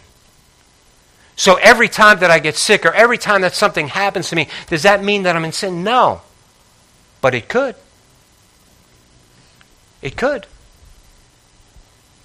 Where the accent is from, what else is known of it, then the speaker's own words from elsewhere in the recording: Northeast, United States; I grew up in the Northeast, and I grew up with some people that had a lot of nerve.